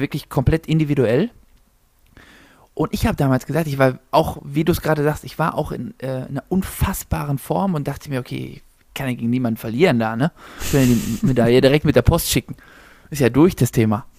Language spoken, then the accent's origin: German; Zahna, Saxony-Anhalt, Germany; ich komme gebürtig aus Zahna